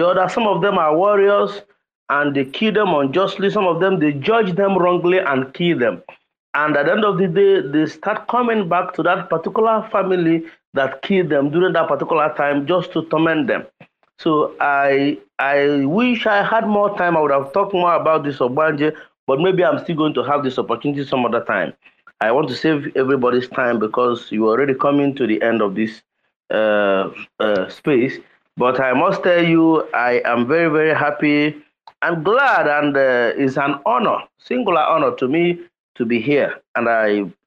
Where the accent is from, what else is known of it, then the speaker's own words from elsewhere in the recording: Nigeria; I am from Nigeria